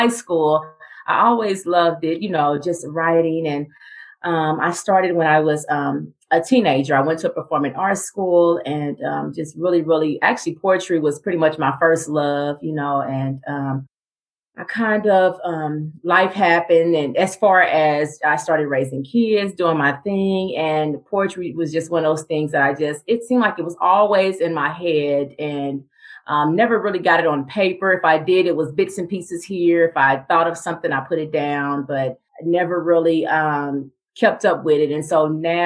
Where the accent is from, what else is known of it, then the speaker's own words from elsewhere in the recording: Kansas City, Missouri, United States; I am from Kansas City, Missouri